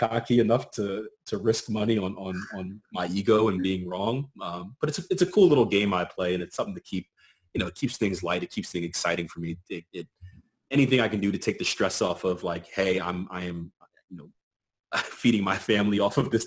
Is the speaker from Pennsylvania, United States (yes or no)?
yes; Philadelphia, Pennsylvania, United States; I'm from Philadelphia, PA